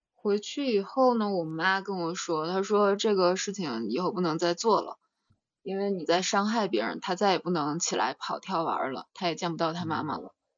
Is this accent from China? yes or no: yes; China; also born or lived in Russia / France; 那是我在那儿出生的 ，然后后面就是四岁，四岁之后就一直在中国上学了